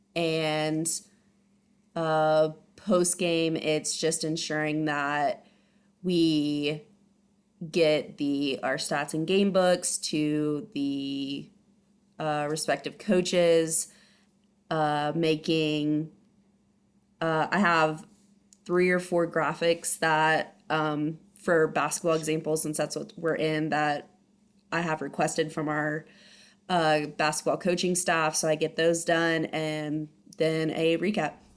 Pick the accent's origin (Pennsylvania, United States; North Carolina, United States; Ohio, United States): Ohio, United States; moved away as an adult; also born or lived in San Diego, California; now in Abilene, United States; I'm originally from Ohio